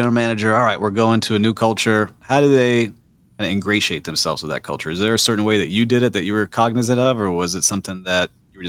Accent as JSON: {"language": "English", "town": "Miami", "region": "Florida", "country": "United States", "said": "I'm from Miami, Miami Beach."}